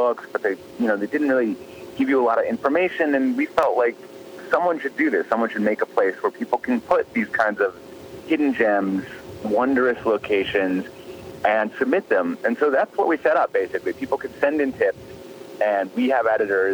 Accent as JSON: {"language": "English", "region": "Midwest", "country": "United States", "tie": "born or raised there", "said": "I grew up in the Midwest"}